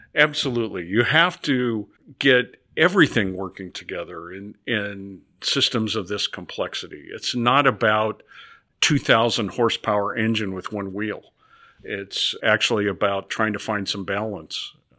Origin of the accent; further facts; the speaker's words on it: Nebraska, United States; moved away as an adult; I grew up in Nebraska on a farm